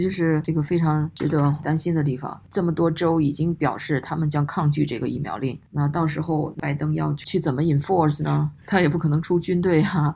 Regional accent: China; now in United States; 我们在中国大陆长大的

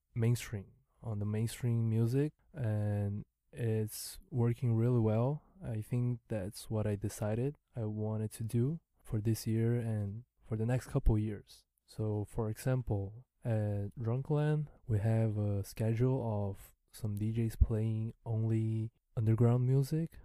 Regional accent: Santa Catarina, Brazil; first language Mandarin Chinese; English is a second language; moved away as an adult; now in Taiwan; I was born in Santa Catarina

